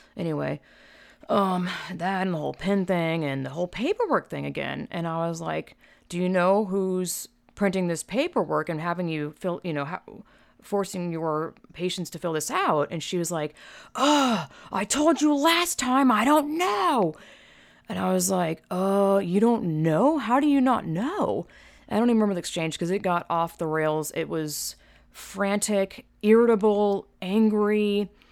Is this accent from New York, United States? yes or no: no; Georgia, United States; moved away as an adult; now in California, United States; I'm from Georgia, twenty, you know, born and raised twenty-five years, I've lived in California since twenty ten